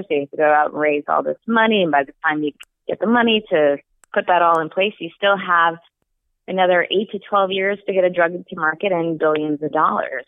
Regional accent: northern Saskatchewan, Canada; now in San Francisco, United States; I actually grew up in northern Saskatchewan

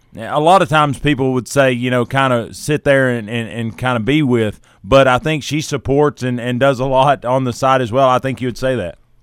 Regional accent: Tennessee, United States; I'm a, a native, haven't really ever lived outside of Tennessee

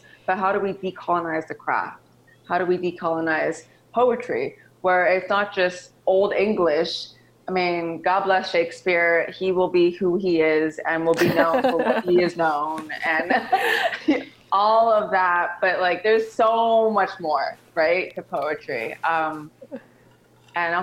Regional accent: San Francisco, California, United States; I'm born and raised in San Francisco, California.

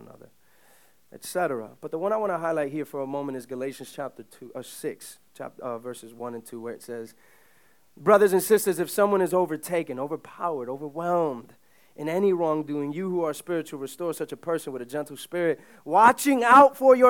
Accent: New York City, New York, United States; My parents are both immigrants from the Dominican Republic. They came in the late 70s. I grew up in Uptown

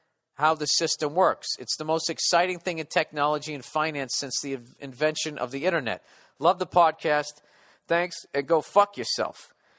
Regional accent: Poland; English is a second language; By the way, I'm from Poland. It's really cold in here. It's a second language.

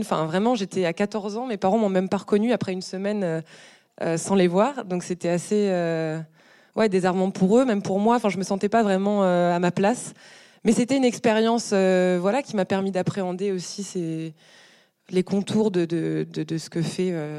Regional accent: Brest, Brittany, France; je sortais d'une compétition d'athlétisme chez moi à Brest parce que j'étais déjà fondu de sport et j'allais faire mes courses avec euh, mes parents

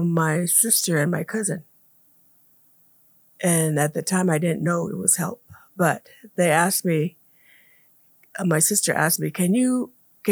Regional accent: Komatke Village, Gila River Indian Reservation, Arizona, United States; I was born and raised here in Comat Village on the west end of the Hill River Reservation

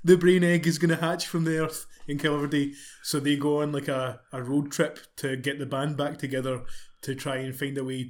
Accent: Scotland, United Kingdom; we're Scottish

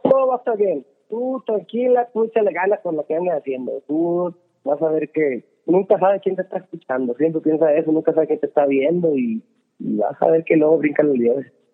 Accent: Sonora, Mexico; moved away; de donde yo crecí en México, en Sonora

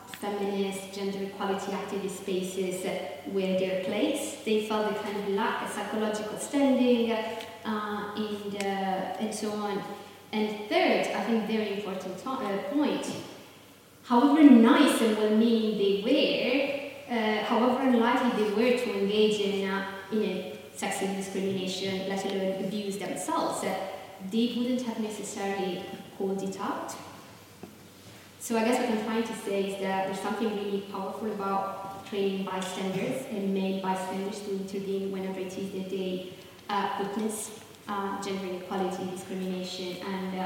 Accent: Southern Italy, Italy; I'm from Southern Italy

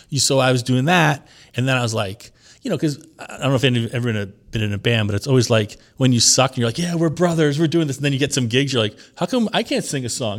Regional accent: Long Island, New York, United States; also born or lived in Lower East Side, New York; I was born in Long Island.

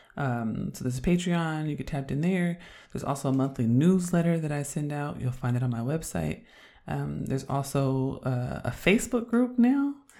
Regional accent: Oakland, California, United States; moved away as an adult; also born or lived in Chicago; I'm from Oakland

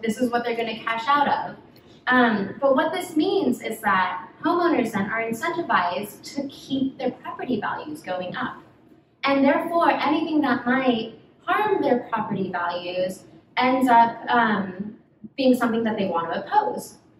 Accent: Los Angeles, California, United States; moved away as an adult; also born or lived in Brazil; now in Bay Area, United States; I was born in Brazil. I am Korean American, but I really grew up in Los Angeles.

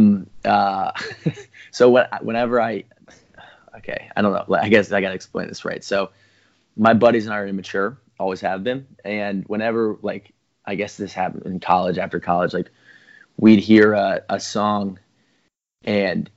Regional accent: Atlanta, Georgia, United States; growing up in Atlanta

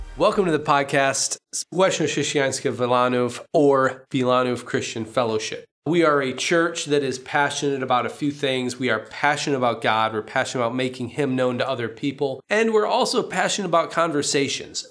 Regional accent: United States; moved away as an adult; now in Poland; as an American

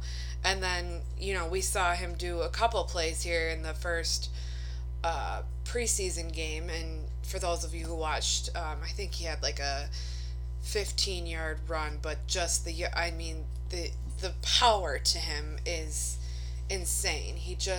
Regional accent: Minnesota, United States; moved away as an adult; now in Wisconsin, United States; I'm from Minnesota. I moved to Wisconsin. Brad and I did a year ago.

